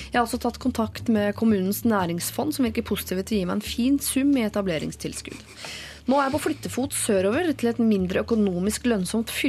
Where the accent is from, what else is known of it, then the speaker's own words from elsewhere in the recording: Finnmark, Norway; moved away as an adult; jeg kommer til å være en del i hjemfylket mitt i jobbsammenheng. Men på den annen side, jeg flytter jo fra Finnmark og har ingen store planer om å vende tilbake til Finnmark.